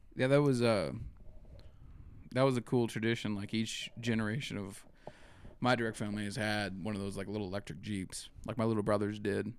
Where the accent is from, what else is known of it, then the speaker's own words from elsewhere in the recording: Eastern Montana, United States; also born or lived in Miles City, Montana / Ekalaka, Montana / Baker, Montana; I was born in Miles City, and then my dad was a hired man on a ranch outside of Miles City until I was about six, and then he found a place in Ekalaka, Montana